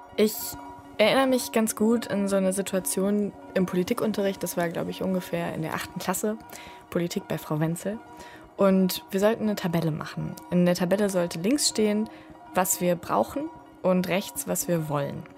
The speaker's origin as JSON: {"language": "German", "area": "Ruhr area", "region": "North Rhine-Westphalia", "country": "Germany", "tie": "born or raised there", "said": "Ich bin im Ruhrgebiet aufgewachsen, in einer Plattenbausiedlung"}